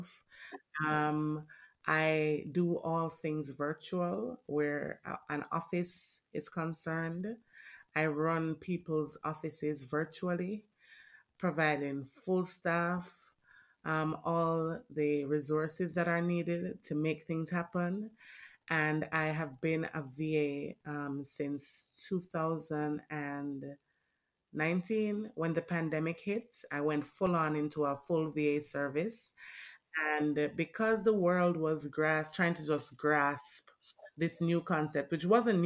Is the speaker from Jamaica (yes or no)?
yes; Jamaica; I'm Jamaican born.